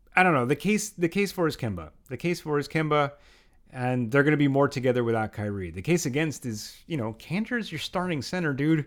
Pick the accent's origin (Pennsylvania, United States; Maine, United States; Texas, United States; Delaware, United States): Pennsylvania, United States; outside of Philadelphia; moved away as an adult; now in Brooklyn, United States; I did live outside of Philadelphia for most of my life